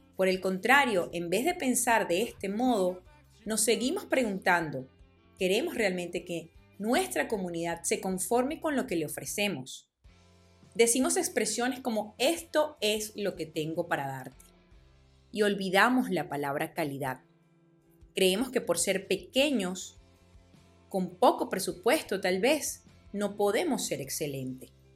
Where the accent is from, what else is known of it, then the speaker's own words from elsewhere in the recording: Venezuela; en mi país, en Venezuela